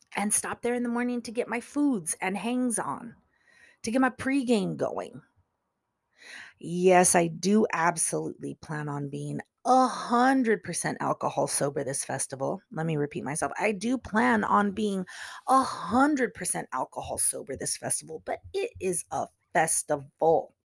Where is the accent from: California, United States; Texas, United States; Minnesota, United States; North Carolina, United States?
California, United States; it's in my home state